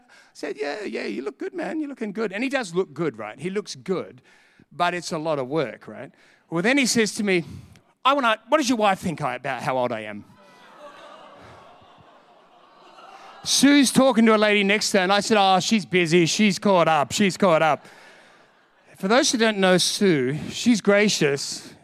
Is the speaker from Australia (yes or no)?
yes; Australia; I'm from Australia.